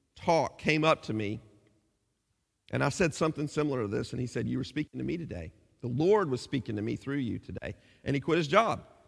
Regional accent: United States; moved away as an adult; now in England, United Kingdom

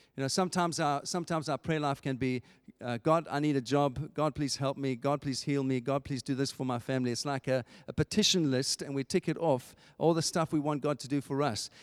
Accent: England, United Kingdom; as English people

